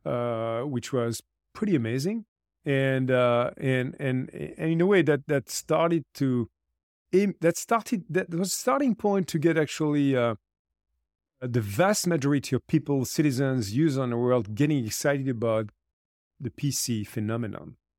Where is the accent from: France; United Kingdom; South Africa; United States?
France; I also created a foundation in my home country in France called Lead for Good